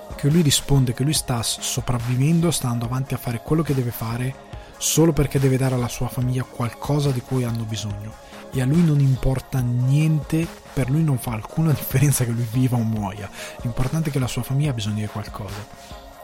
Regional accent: Italy; moved away as an adult; now in Ireland; un'intera generazione, che è la mia, di loro figli, non vive in Italia

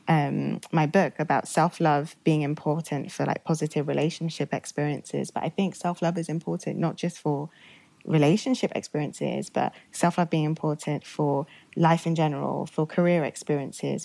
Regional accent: Oxford, South East England, United Kingdom; also born or lived in Nigeria; I grew up in Oxford pretty much my whole life. I moved from Nigeria when I was young, very young

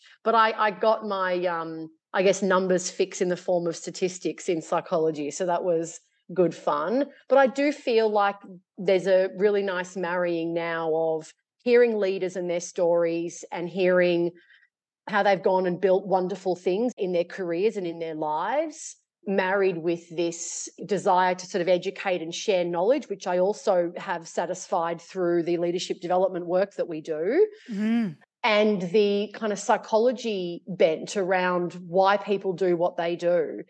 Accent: Australia; born there; In short, I was born in Australia.

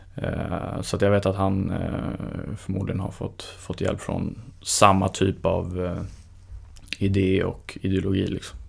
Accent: Stockholm, Stockholm County, Sweden; moved away; eftersom jag är från Stockholm.

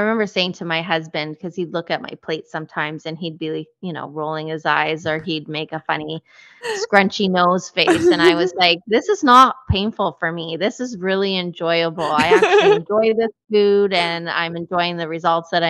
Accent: Canada; we are Canadian too

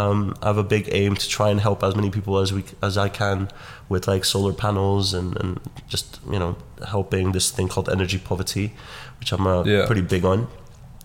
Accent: Netherlands; moved away as an adult; also born or lived in New York / Los Angeles; now in London, United Kingdom; Born and raised in Holland. I've been in London for the last 15 years.

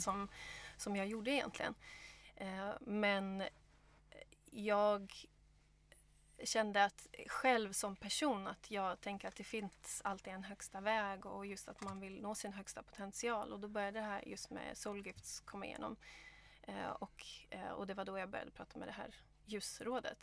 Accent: Stockholm, Stockholm County, Sweden; moved away as an adult; also born or lived in Gothenburg; now in Australia; så jag är född i Göteborg och eh, född, eh, upp i, växte upp i Stockholm

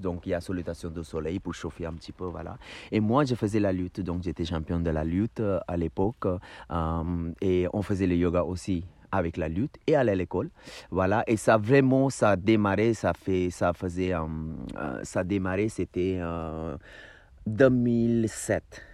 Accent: Udaipur, Rajasthan, India; now in Paris, France; où je viens de d'Udaipur

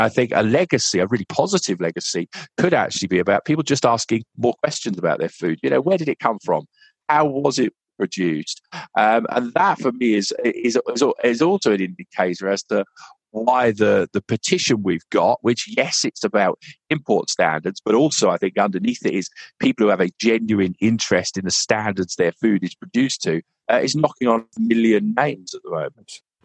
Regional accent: United Kingdom; we as British farmers

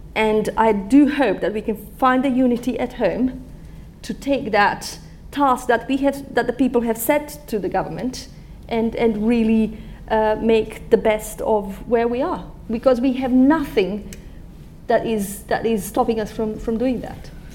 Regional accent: Bosnia & Herzegovina; now in United Kingdom; I was born in Bosnia

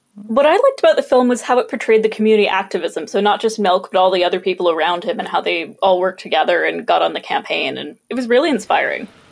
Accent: Kelowna, British Columbia, Canada; Kelowna, my hometown

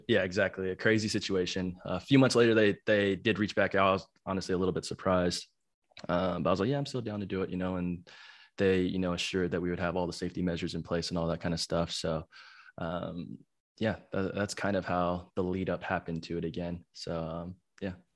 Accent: Plano, Texas, United States; also born or lived in Chicago, Illinois; I grew up in Dallas, though, um, the suburbs of Dallas and Plano, Texas.

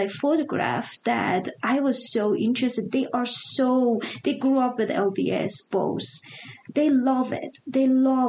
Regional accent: Iran; now in Utah, United States; I grew up in Iran

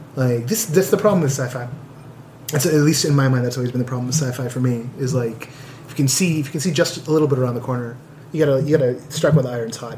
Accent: San Pablo, California, United States; now in Los Angeles, United States; growing up in the Bay Area and and growing up on like the wrong side of the tracks

